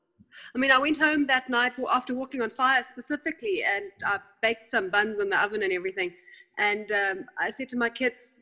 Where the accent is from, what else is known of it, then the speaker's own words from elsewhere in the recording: South Africa; also born or lived in Germany; I was born in Germany. I came here to South Africa when I was 8